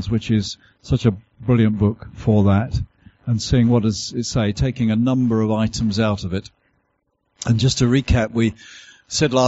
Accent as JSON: {"language": "English", "country": "United Kingdom", "accent": "southern", "said": "my southern accent as I've travelled this far north"}